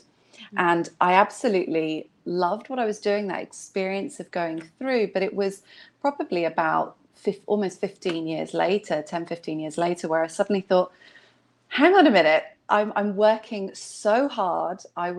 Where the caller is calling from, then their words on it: Hong Kong; And I'm dialing in from Hong Kong.